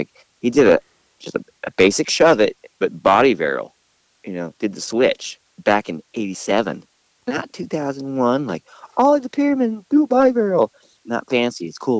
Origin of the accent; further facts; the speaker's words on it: Lake Park, Georgia, United States; I grew up in Lake Park. It's like 2 miles over the Florida state line in Georgia.